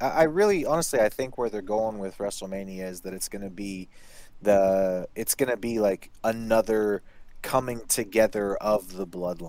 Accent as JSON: {"language": "English", "country": "Canada", "also_born_or_lived": "California", "accent": "Canadian", "moved": "yes", "said": "I used to get that all the time when I lived in California. People would say, oh, where are you from? I'd say, I'm from Canada."}